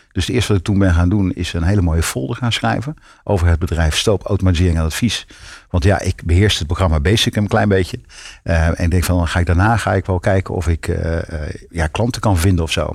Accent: North Brabant, Netherlands; in Brabant, waar ik vandaan kom

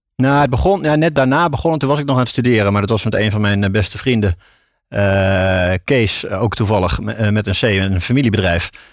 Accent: Tiel, Gelderland, Netherlands; moved away as an adult; also born or lived in Rotterdam; geboren in Tiel, daar kan ik ook niks aan doen. Eh, in de Betuwe dus, daar opgegroeid.

